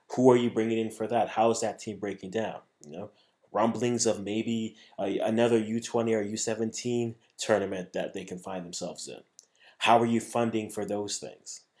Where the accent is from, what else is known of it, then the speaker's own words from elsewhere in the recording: Ghana; I'm a Ghanaian